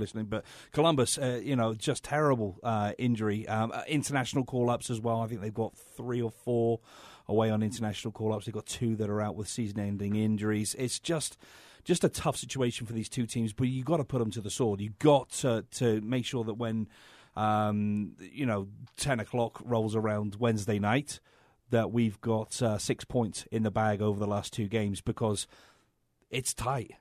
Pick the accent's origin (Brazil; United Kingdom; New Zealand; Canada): United Kingdom; England; moved away